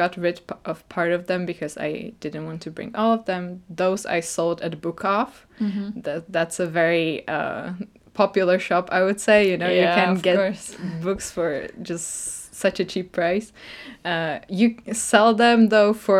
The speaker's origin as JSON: {"language": "English", "country": "Czechia", "moved": "yes", "said": "Czech Republic"}